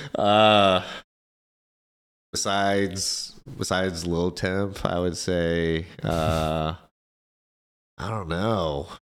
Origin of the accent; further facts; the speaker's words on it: Kansas City, United States; my part in just the K C community, um, and I, and I just say that just because this is my hometown